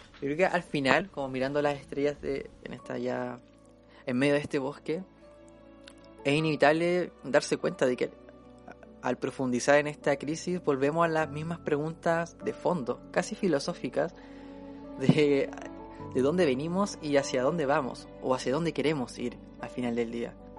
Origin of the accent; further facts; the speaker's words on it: Chile; nosotros somos de Chile